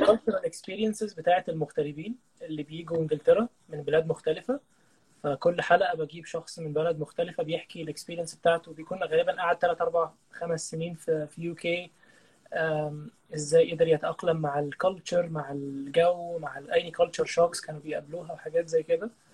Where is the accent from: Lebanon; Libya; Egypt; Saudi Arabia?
Egypt